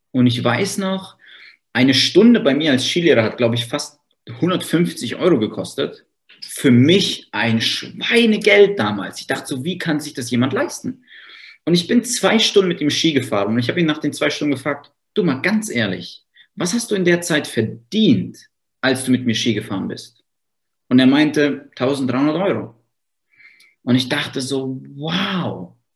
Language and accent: German; Freudenstadt, Baden-Württemberg, Germany; ich komme aus Freudenstadt. Das ist ein kleines Dörfchen